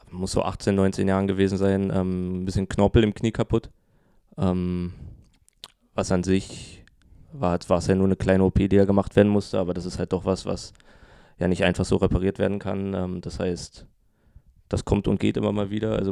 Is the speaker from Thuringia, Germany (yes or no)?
no; Berlin, Germany; Ähm, ich, ich komme nicht aus dem Osten, da ist das ein bisschen doller vertreten.